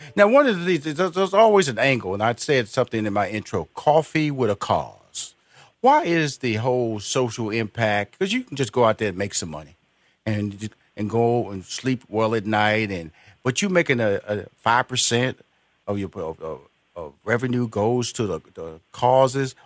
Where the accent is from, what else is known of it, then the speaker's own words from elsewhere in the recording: Houston, Texas, United States; I'm from, I'm from Houston, Texas, big barbecue country